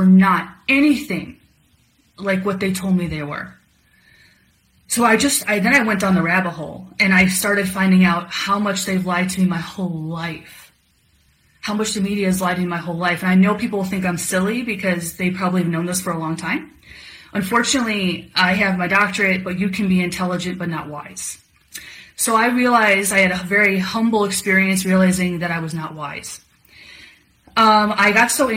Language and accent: English; Illinois, United States; I'm from Illinois